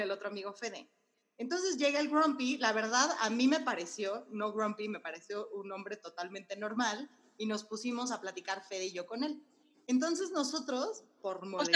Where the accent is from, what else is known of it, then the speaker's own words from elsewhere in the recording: Mexico; yo como buena mexicana